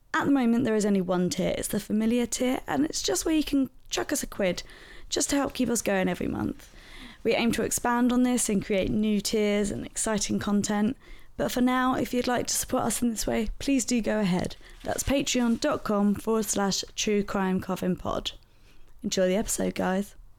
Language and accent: English; London, United Kingdom; my hometown, which is South London